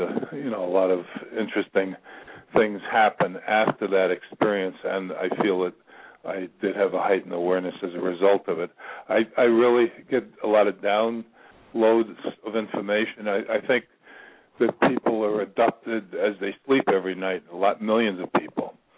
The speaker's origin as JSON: {"language": "English", "area": "Long Island", "region": "New York", "country": "United States", "moved": "yes", "said": "I'm from Long Island"}